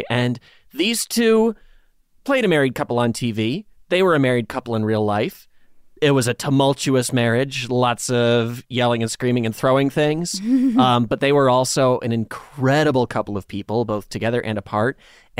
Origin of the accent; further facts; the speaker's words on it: Dansville, New York, United States; It's a small town in the sort of southwestern corner of New York State, not far from where I grew up in Dansville.